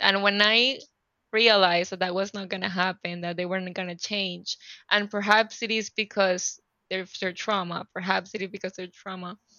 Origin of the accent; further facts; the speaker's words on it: Panama City, Panama; English is a second language; moved away as an adult; also born or lived in California; I am originally from Panama City, Panama, and I live in Panama City, Panama in Central America